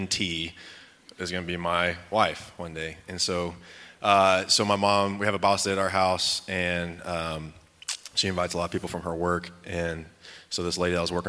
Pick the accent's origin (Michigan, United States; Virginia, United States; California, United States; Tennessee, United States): Virginia, United States; moved away; also born or lived in Lubbock, Texas; I was born in Lubbock. But I lived most of my life on the East Coast in Virginia.